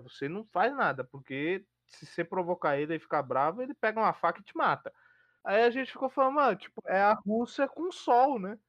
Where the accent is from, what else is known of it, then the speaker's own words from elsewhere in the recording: São Paulo, Brazil; eu sou paulista, eu gosto do frio de São Paulo.